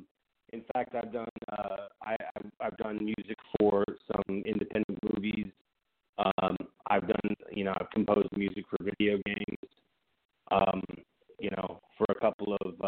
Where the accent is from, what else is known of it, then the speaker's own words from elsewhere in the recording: Westminster, California, United States; now in Texas, United States; I grew up in California, and, I grew up in Westminster and in Southern California.